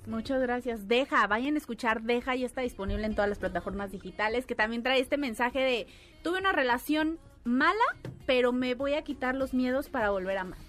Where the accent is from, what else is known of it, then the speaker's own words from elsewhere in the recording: Mexico; Yo como mexicana en otro país